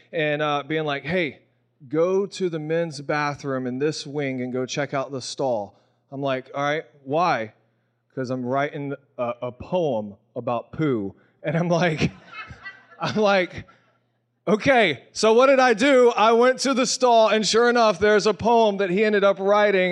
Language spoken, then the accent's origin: English; Texas, United States; also born or lived in Mississippi; now in Albany, United States; I was born in Mississippi, grew up in Texas, And then God brought me to Albany, New York.